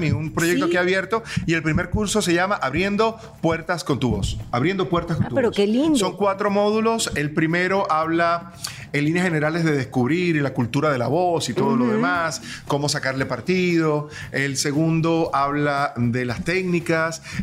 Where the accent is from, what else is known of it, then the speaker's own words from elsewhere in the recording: Maracaibo, Zulia, Venezuela; moved away as an adult; also born or lived in Caracas, Venezuela; now in Miami, United States; Así somos los maracuchos